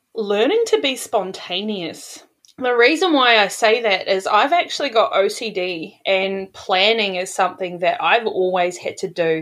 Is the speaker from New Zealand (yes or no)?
yes; New Zealand; now in Sydney, Australia; So I'm originally from New Zealand, but I'm living in Sydney, Australia now